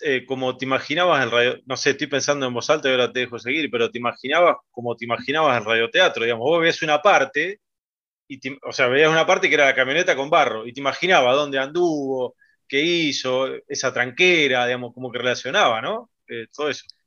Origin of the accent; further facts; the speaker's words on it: Pergamino, Buenos Aires Province, Argentina; yo que soy de Pergamino